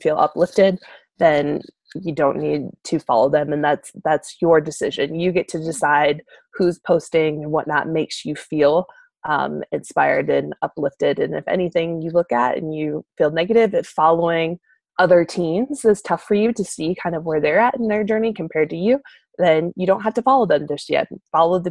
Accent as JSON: {"language": "English", "region": "Michigan", "country": "United States", "tie": "born or raised there", "moved": "yes", "said": "I grew up in Michigan"}